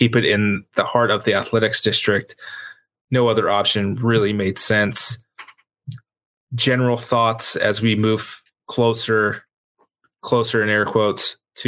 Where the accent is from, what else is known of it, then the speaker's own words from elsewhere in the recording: Ireland; Yeah, as an Irishman, I'm a Manchester United fan, so I've got my own issues with rooting for an English team